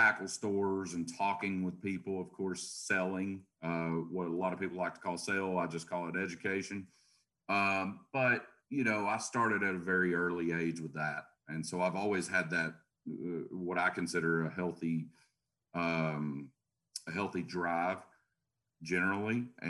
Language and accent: English; Chattanooga, Tennessee, United States; So here in Chattanooga, Tennessee.